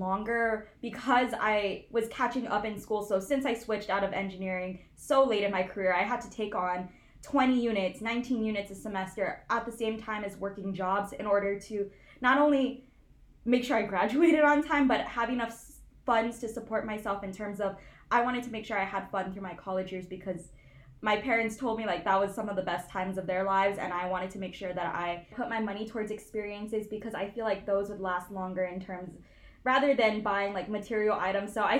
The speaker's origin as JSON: {"language": "English", "region": "Hawaii", "country": "United States", "tie": "born or raised there", "also_born_or_lived": "Los Angeles", "moved": "as an adult", "said": "I was born and raised in Hawaii. All like 18 years of my life"}